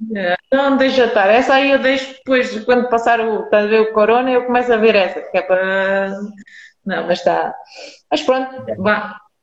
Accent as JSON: {"language": "Portuguese", "region": "Lisbon", "country": "Portugal", "tie": "born or raised there", "said": "tenho a minha vida com os meus amigos de onde eu cresci, porque eu sempre fui de Lisboa"}